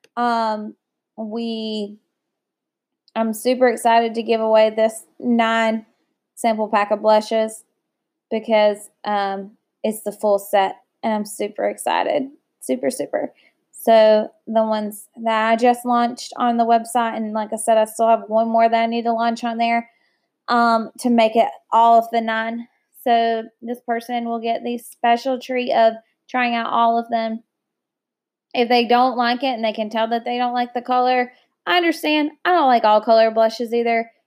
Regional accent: United States; I love my country, and I love being an American

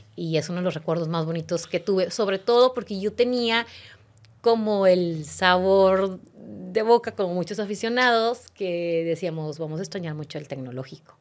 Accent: Monterrey, Nuevo León, Mexico; born or raised there; moved away as an adult; also born or lived in Mexico City / Argentina; now in Spain

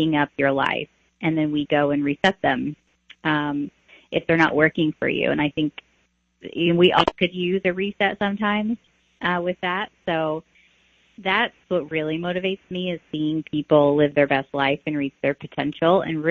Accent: Taylorville, Illinois, United States; I grew up in Taylorville, Illinois. So that's my hometown

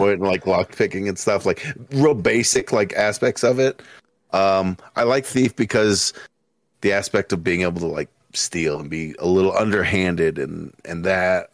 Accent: Littleton, Colorado, United States; also born or lived in Denver, Colorado; I was born in Denver, Colorado, raised in, uh, Littleton, Colorado

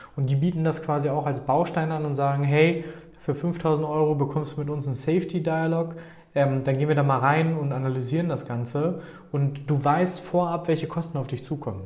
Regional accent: Paderborn, North Rhine-Westphalia, Germany; hier geboren und aufgewachsen in Paderborn

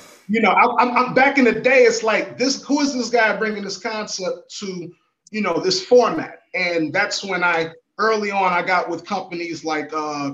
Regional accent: Chicago, Illinois, United States; also born or lived in Miami; now in Atlanta, United States; And I am from Chicago. I'm a Chicago native

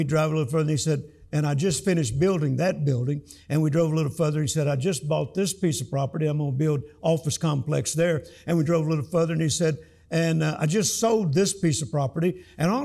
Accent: Louisiana, United States; accent: Southern; moved away as an adult; also born or lived in Mississippi; now in Texas, United States; I was born on a farm in Mississippi. I grew up in Louisiana, and now I live in Texas. So I'm still Southern to the core

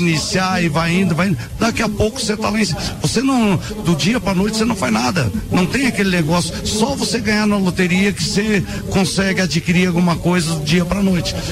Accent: Lages, Santa Catarina, Brazil; nós lajanos e nós empreendedores

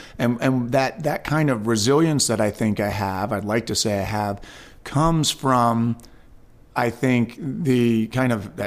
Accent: Westchester County, New York, United States; I was born and raised in Westchester County, New York

